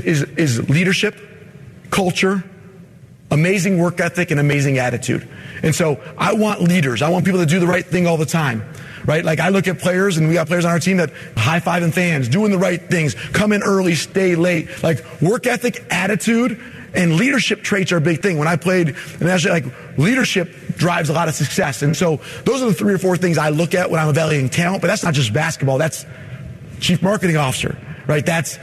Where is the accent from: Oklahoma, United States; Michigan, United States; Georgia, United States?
Michigan, United States; I mean, I'm from Michigan.